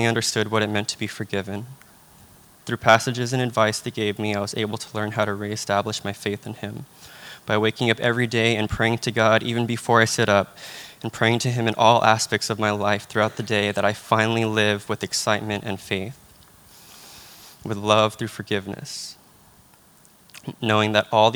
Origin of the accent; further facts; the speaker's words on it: Union City, California, United States; moved away as an adult; I'm from Union City, California, which is very close to San Francisco.